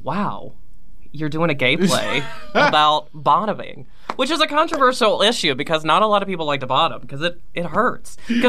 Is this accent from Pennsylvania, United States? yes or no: no; Virginia, United States; moved away; my hometown in Virginia